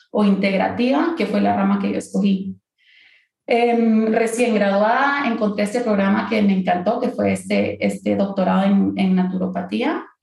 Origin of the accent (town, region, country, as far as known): Guatemala